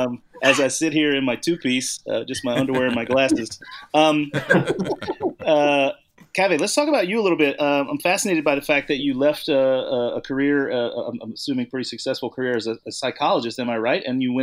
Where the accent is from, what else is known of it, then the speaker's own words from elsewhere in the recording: Deep South, United States; moved away; also born or lived in New Orleans / Southern California / Chicago; I grew up in the Deep South myself. In fact, I lived in New Orleans for several years.